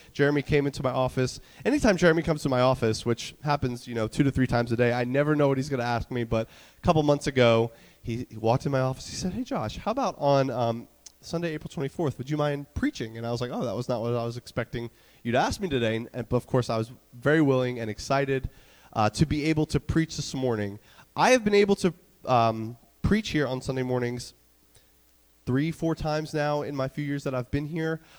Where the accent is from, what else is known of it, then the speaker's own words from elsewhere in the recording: North Carolina, United States; moved away; the church that I grew up in in North Carolina